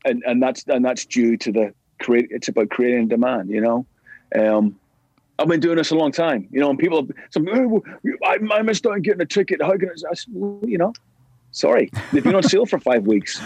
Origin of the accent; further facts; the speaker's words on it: Belfast, Northern Ireland, United Kingdom; we grew up together in East Belfast